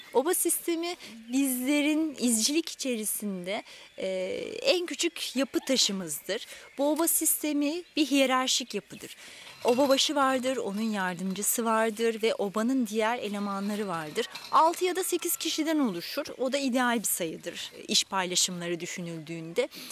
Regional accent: Aydın, Turkey; moved away as an adult; now in Kocaeli, Turkey; Aydınlıyım. Aydın'da başladım. Hemşirelik lisesinde okuduğum için

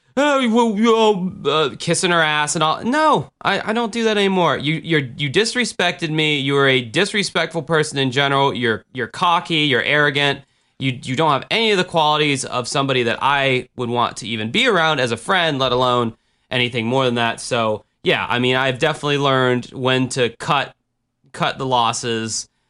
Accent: United States; as an American

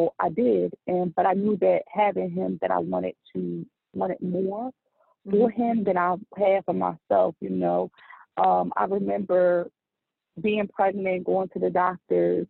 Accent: Trenton, New Jersey, United States; moved away; I was born and raised in Trenton, New Jersey

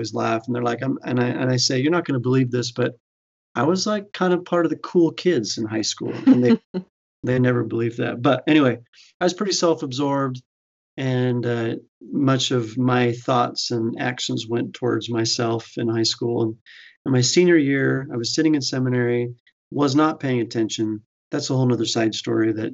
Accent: Fruitland, Idaho, United States; I grew up in Idaho, and typically we do think of a lot of members of the church in Idaho, and there are in the eastern part of Idaho. But I was over in the Boise area in a small town called Fruitland, Idaho

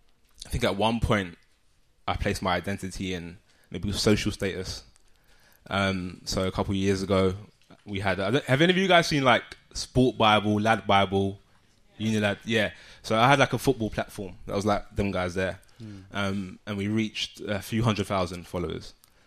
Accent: London, United Kingdom; Grew up in Southeast London.

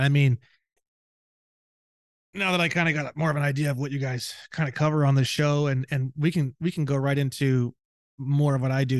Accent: Indiana, United States; because I grew up in Indiana, we even had wood shop

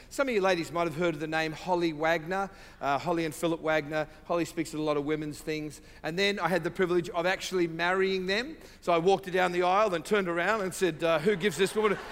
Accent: Sydney, New South Wales, Australia; I say from South, the deep South, uh, Sydney, Australia, uh, where my wife and I reside sometimes.

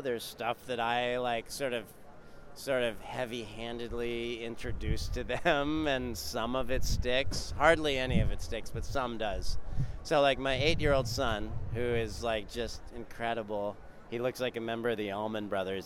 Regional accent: California, United States; moved away as an adult; now in North Carolina, United States; I'm I'm from California

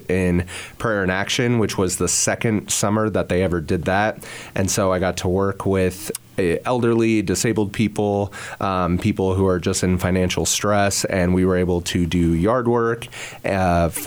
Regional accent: Hays, Kansas, United States; youth director in Hays, Kansas, which is my hometown

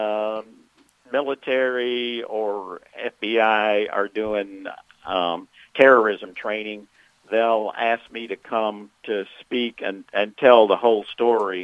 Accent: Memphis, Tennessee, United States; I'm from Memphis

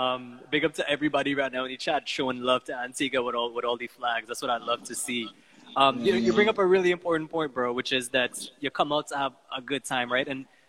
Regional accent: Guyana; this took me to a place where I remember growing up in Guyana, you know, in the bottom house, and this is the kind of music that we would listen to.

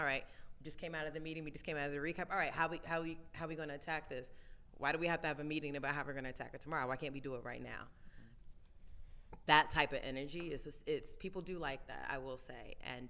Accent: Brooklyn, New York, United States; I'm from Brooklyn, y'all from Harlem

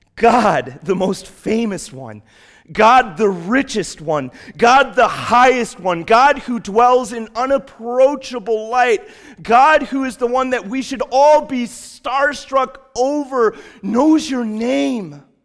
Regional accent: Chicago, Illinois, United States; now in New England, United States; growing up in Chicago

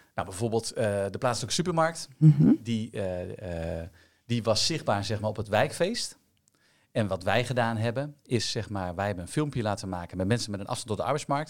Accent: Amersfoort, Utrecht, Netherlands; Ik kom dus ook uit Amersfoort

